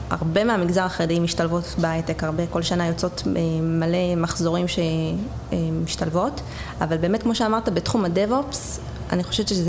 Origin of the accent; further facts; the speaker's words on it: Jerusalem, Jerusalem District, Israel; אה, טוב, אני הגעתי מירושלים, אה, הייתי נוסעת גם לבוטקאם שהיה אז בתל אביב.